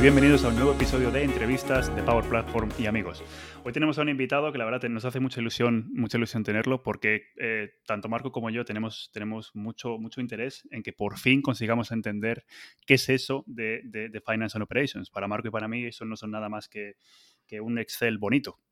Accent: Cantabria, Spain; vente a la tierruca, chaval, vente aquí, hombre, vente aquí, que yo te enseño mi tierra

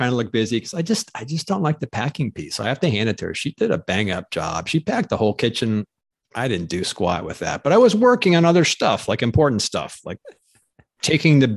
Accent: Arizona, United States; from Arizona.

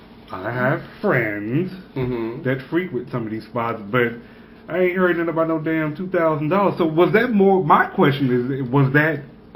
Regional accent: Dallas, Texas, United States; I'm from Dallas

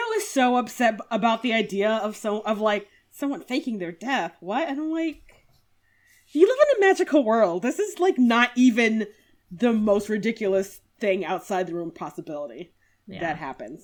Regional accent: United States

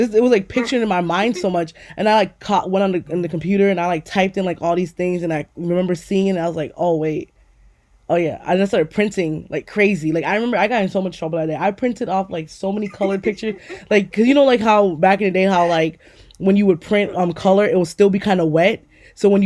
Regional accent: New York City, New York, United States; I used to live in Queens, New York. I grew up on Guybrua in New York

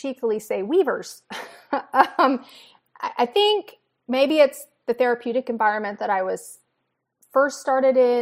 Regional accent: Virginia, United States; I grew up in Virginia

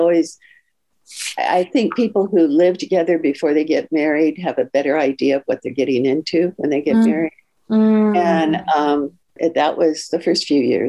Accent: Palo Alto, California, United States; moved away as an adult; now in Florida, United States; I was raised in a very conservative family, and I'm from Palo Alto, California

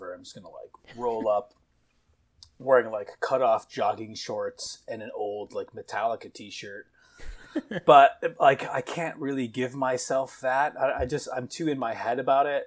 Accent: Canada; I'm from Canada. And so, you know, the summertime in Canada is very, like, social.

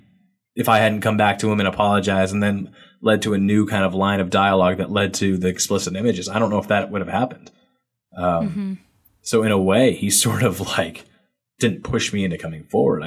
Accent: New England, United States; I'm from New England. And, you know, grew up a Boston Red Sox fan like everybody else is forced to when they're from New England

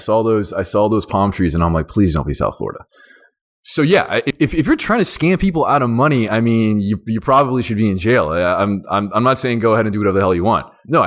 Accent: Iran; born there; I mean, I was born in Iran and I go there back and forth because my grandma lives there.

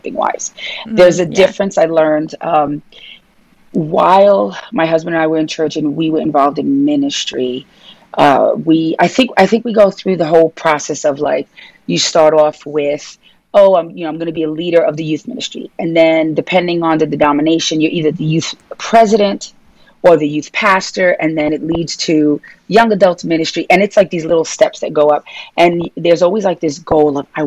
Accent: New York City, New York, United States; accent: New York, Brooklyn; you can tell by my New York accent, Brooklyn accent, that I'm from Brooklyn, New York, born and raised.

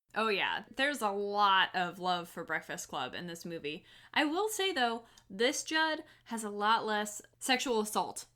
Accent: the South, United States; accent: southern; my southern accent comes out

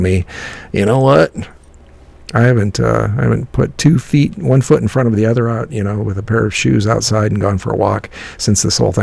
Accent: United States; also born or lived in Midwest (middle America); as an American, you know, here in middle America

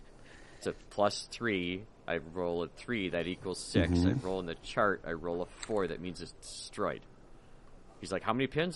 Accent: United Kingdom; I'm like, I'm British.

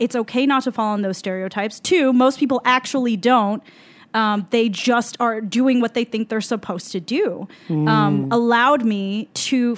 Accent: Southern California, United States; we grew up in SoCal

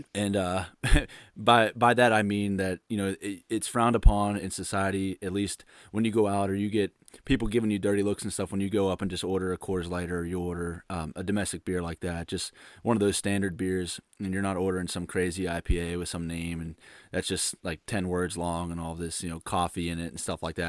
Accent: Pittsburgh, Pennsylvania, United States; growing up in Pittsburgh

